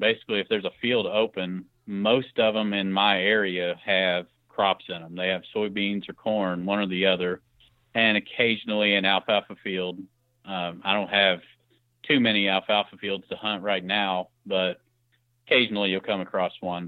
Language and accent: English; Clark County, Southern Indiana, United States; I'm from Southern Indiana, more uh, in Clark County, Indiana, just north